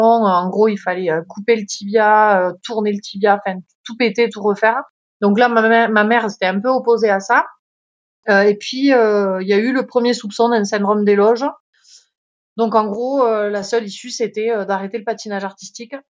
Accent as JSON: {"language": "French", "town": "Font-Romeu", "region": "Occitania", "country": "France", "said": "je suis originaire euh, des Pyrénées-Orientales, euh, Font-Romeu plus précisément"}